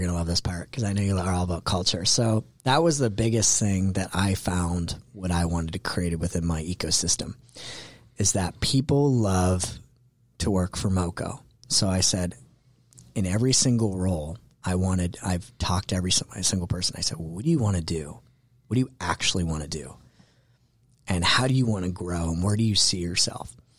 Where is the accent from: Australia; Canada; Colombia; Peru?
Canada; moved away as an adult; also born or lived in New York City; now in Atlanta, United States; I'm originally Canadian and, um, and moved to the States because that's where the opportunity was